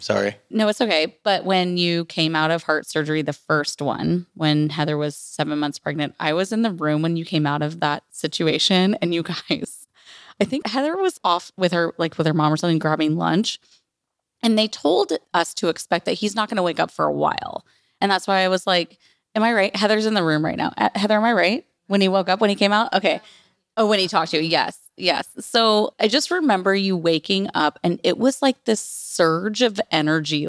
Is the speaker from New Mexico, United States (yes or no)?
no; Santa Rosa, California, United States; where we grew up in Bennett Valley of Santa Rosa